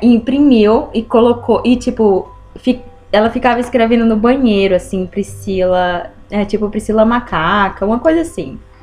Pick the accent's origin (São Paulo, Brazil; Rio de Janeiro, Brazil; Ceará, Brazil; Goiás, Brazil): Ceará, Brazil; Eu sou, eu sou do Nordeste do, do, do Brasil, Ceará